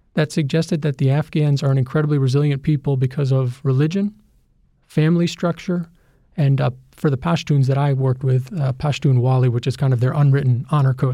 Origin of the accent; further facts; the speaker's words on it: United States; as an American